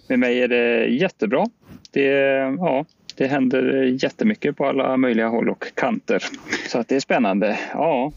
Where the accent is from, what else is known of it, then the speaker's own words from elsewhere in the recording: Sweden; som svenskar